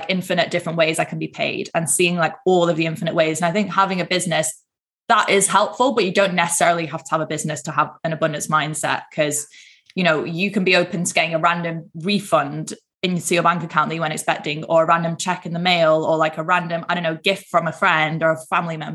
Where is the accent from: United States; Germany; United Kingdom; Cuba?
United Kingdom; Manchester, North West England; I'm from up north, I'm from Manchester